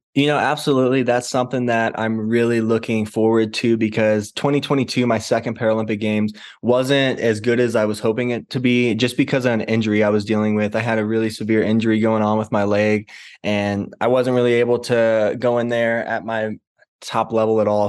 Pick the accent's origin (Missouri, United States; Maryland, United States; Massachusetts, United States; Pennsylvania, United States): Missouri, United States; St. Louis; I grew up in Saint Louis, Missouri, far away from the mountains